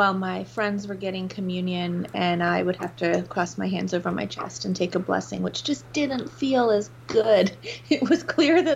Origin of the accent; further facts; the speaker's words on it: England, United Kingdom; I grew up in England